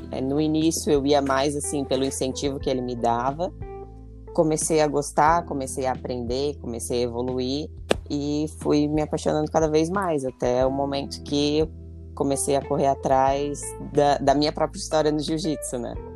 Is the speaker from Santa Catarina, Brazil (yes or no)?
yes; Florianópolis, Santa Catarina, Brazil; sou aqui da Grande Florianópolis